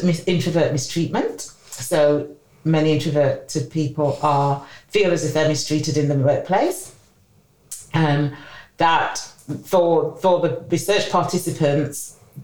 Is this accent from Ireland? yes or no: no; Sheffield, Yorkshire and the Humber, United Kingdom; I'm originally from Sheffield